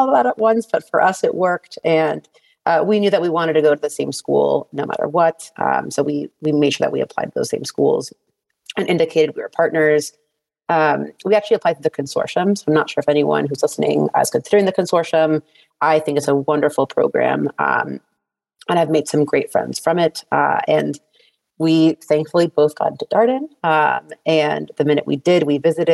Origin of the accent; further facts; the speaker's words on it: Miami, Florida, United States; moved away as an adult; also born or lived in Notre Dame, Indiana / New York / San Francisco; I'm originally from Miami, Florida. After growing up there